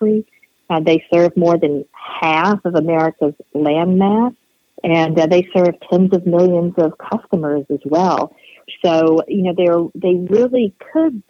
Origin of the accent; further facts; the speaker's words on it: LaGrange, Georgia, United States; I'm from LaGrange, Georgia, which is in a predominantly rural county, Troop County.